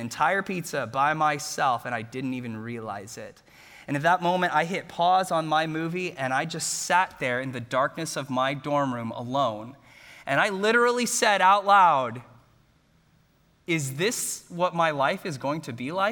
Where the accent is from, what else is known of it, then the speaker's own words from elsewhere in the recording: Bellaire, Texas, United States; I grew up in Bel Air, Texas, graduated from Bel Air High School